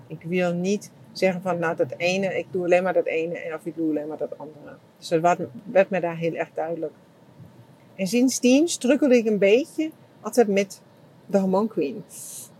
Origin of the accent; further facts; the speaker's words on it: Germany; Dutch is a second language; now in Netherlands; ik als Duitser